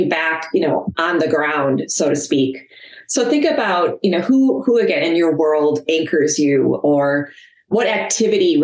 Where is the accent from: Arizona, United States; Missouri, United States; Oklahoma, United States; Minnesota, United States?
Minnesota, United States; I'm from Minnesota